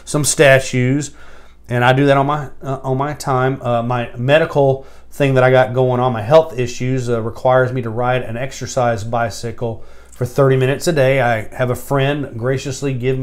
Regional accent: Bartow, Florida, United States; I love Bartow. It's my hometown

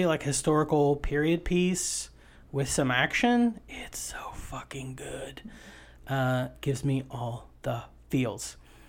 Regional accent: Appalachia, United States; I am from Appalachia.

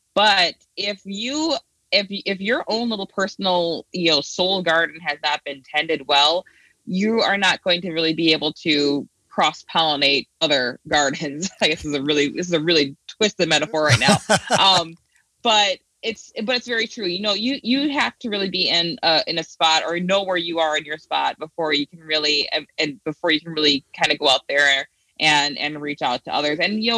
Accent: United States; well, I'm supposed to be American, but at the same time, it's not as simple as saying, you know, I'm from France or I'm from Germany.

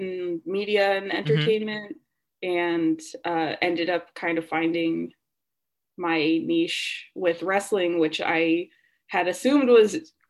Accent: Seattle, Washington, United States; moved away as an adult; now in Los Angeles, United States; I'm from the Seattle area originally, and I moved to LA about 4 years ago.

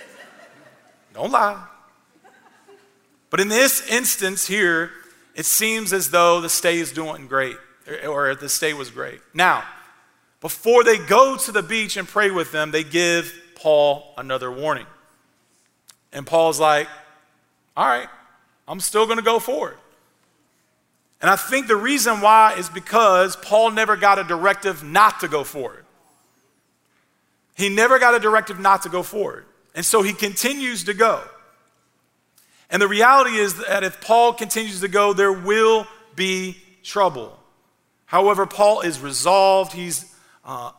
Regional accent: Clarksville, Tennessee, United States; moved away as an adult; also born or lived in Kentucky; I wanted to move back to Clarksville, my hometown

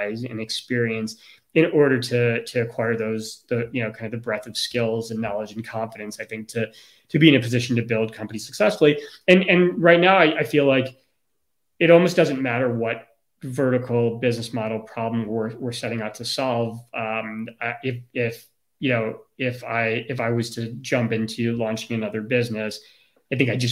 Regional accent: Chicago, Illinois, United States; I grew up in Chicago and during the Michael Jordan era

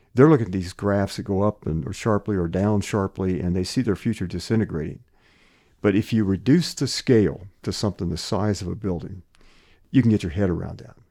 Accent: New Wilmington, Pennsylvania, United States; also born or lived in Des Moines, Iowa; growing up in, in Western Pennsylvania, my dad was president of a college in a town called New Wilmington, Pennsylvania

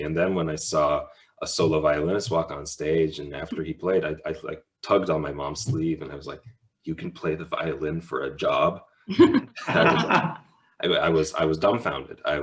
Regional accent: Minneapolis, Minnesota, United States; growing up in Minneapolis

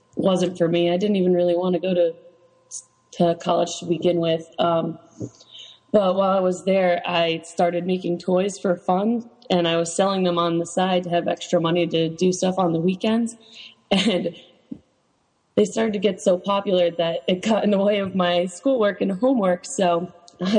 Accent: Newtown, Connecticut, United States; I grew up in Connecticut. I actually grew up in Newtown, Connecticut in Sandy Hook.

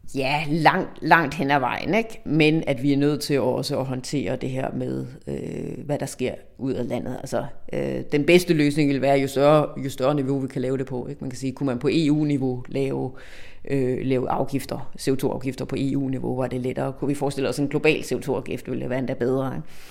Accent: Denmark

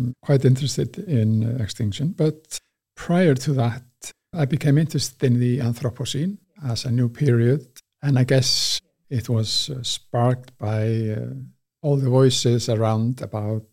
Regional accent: Westman Islands, South Iceland, Iceland; moved away as an adult; also born or lived in Reykjavik / Manchester; I was born and raised in the Westman Isles

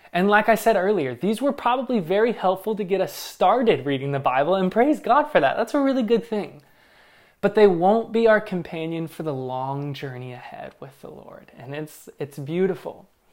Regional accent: Northern Kentucky, Southern Indiana, United States; moved away; I'm from Southern Indiana, Northern Kentucky

